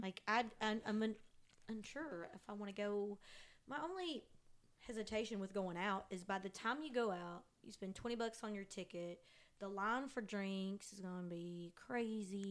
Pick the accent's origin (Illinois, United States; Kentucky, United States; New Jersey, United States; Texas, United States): Kentucky, United States; Eastern; growing up in Eastern Kentucky, that's all my parents listened to was country music or bluegrass